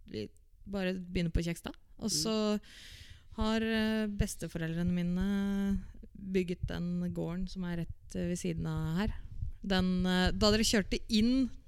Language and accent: Norwegian; Asker, Akershus, Norway; Nei, jeg er egentlig fra Nesbru, eller fra Valstrand i Asker